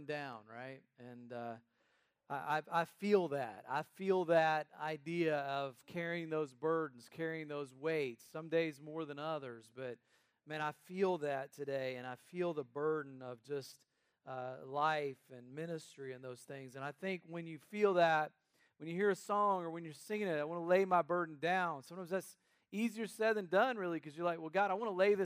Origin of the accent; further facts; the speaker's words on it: North Carolina, United States; an area of the country where I grew up in North Carolina